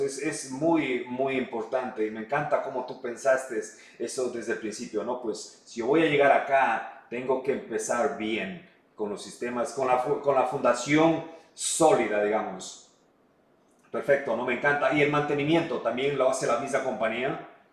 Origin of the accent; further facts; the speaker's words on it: Ecuador; moved away; hablo español, soy ecuatoriano, conozco la, la comunidad